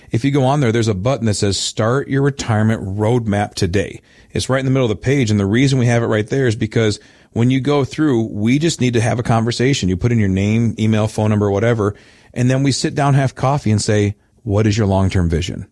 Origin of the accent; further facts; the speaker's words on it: Midwest, United States; I'm a good Midwesterner